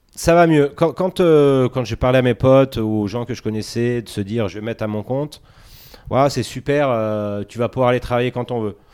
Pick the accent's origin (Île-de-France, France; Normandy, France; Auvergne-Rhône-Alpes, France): Auvergne-Rhône-Alpes, France; Grenoble; Je suis de Grenoble, oui. Ok. Né à la tronche comme une grosse, une grosse partie des Grenoblois